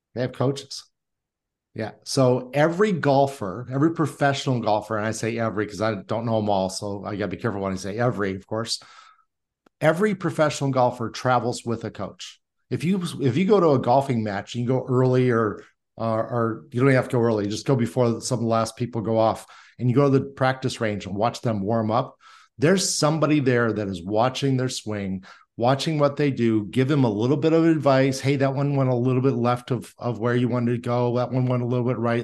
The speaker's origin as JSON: {"language": "English", "region": "Indiana", "country": "United States", "tie": "born or raised there", "said": "I was born and raised in Indiana"}